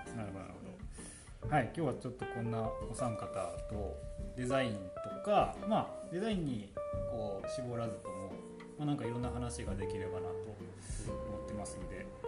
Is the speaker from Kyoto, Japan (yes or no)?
yes; Kyoto, Japan; now in Takayama, Japan; なんか僕、出身が京都なんですけど、